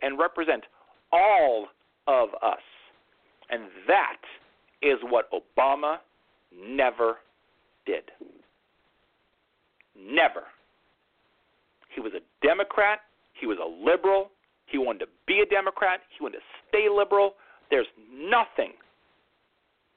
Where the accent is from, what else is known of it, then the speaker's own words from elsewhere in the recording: New York, United States; I'm a New Yorker.